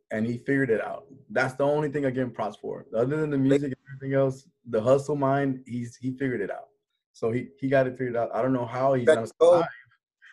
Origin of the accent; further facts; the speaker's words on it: Laredo, Texas, United States; we have a different, way of being, because we're from the border town